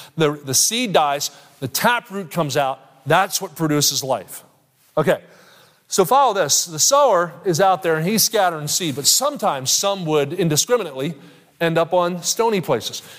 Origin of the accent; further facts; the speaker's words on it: Kansas City, Missouri, United States; I'm from Kansas City